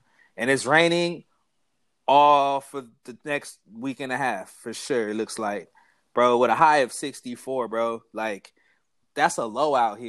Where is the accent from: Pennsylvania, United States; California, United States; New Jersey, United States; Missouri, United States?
California, United States; Compton; I'm in LA right now. I grew up in Compton.